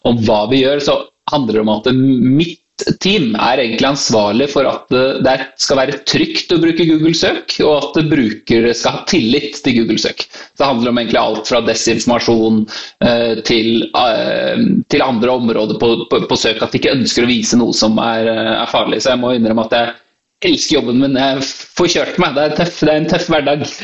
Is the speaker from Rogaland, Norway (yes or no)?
no; Ski, Akershus, Norway; Født og oppvokst på Ski. Og jeg, alltid, jeg, nevner alltid Ski, for jeg er veldig stolt av Ski, som er en liten, liten by utenfor Oslo, for de som ikke vet det.